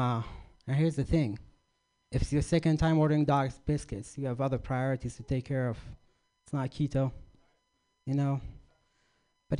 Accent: Iraq; moved away; I grew up in Iraq, or Iraq

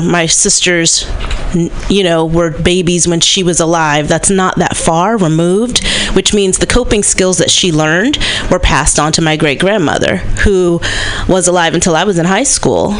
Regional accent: Berkeley, California, United States; born or raised there

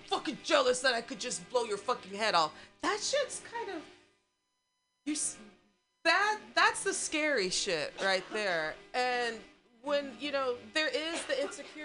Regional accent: Missouri, United States; now in California, United States; I grew up in Missouri

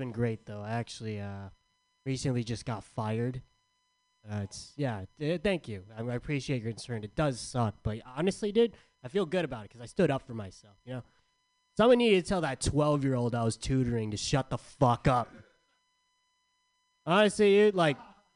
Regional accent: San Diego, California, United States; I'm from San Diego.

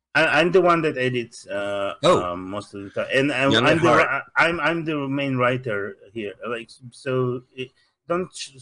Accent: Russia; accent: Russian; English is a second language; now in Los Angeles, United States; Russian. I'm from Soviet Union

